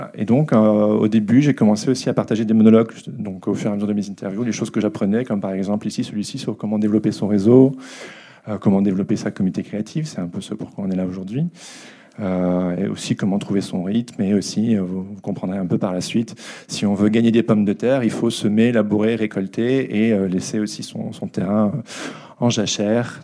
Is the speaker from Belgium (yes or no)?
yes; Belgium; je suis belge